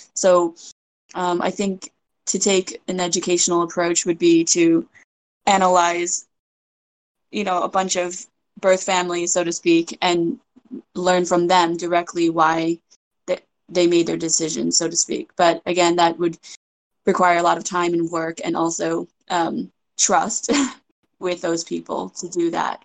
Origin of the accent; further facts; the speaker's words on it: United States; also born or lived in China; my experience being raised in America